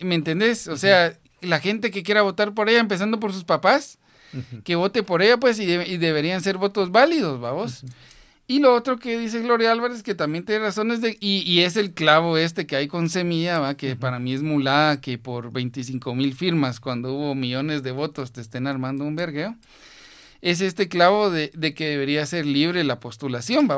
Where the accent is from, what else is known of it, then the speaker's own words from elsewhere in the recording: Guatemala; como guatemaltecos